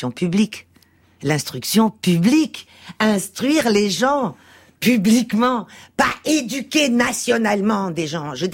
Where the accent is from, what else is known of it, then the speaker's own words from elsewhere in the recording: Portugal; born there; moved away; Je suis née au Portugal. Je suis une immigrée mmh. portugaise avec aussi ce que ça veut dire d'une famille de de 68 arts